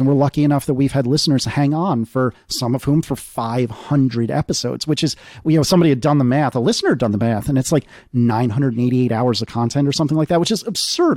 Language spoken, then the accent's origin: English; United States; as an American